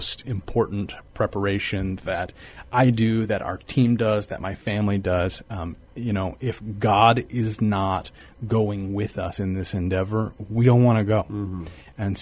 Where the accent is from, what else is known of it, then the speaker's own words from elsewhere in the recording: Texas, United States; also born or lived in San Marcos, Texas; now in San Antonio, United States; I grew up in Texas, and San Antonio was a place that we visited a lot, and now I get to live here